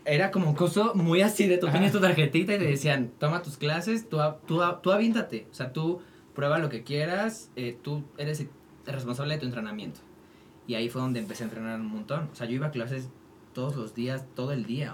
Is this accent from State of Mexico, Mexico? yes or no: yes; Toluca, State of Mexico, Mexico; now in Mexico City, Mexico; yo nací allá, crecí allá, empecé a hacer teatro musical allá